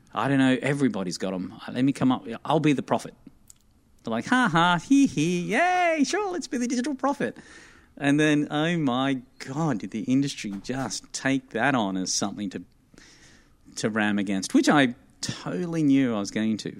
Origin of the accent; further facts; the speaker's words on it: Armidale, New South Wales, Australia; moved away as an adult; also born or lived in Sydney; now in United States; I'm not from a city, mate. I'm from the bush